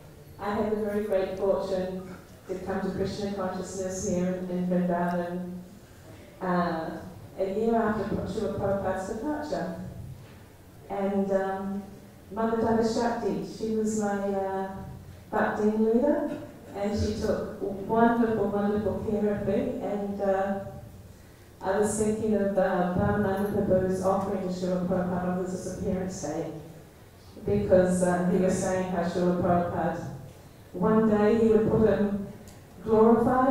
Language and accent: English; New Zealand; moved away as an adult; also born or lived in London; I'm from New Zealand originally.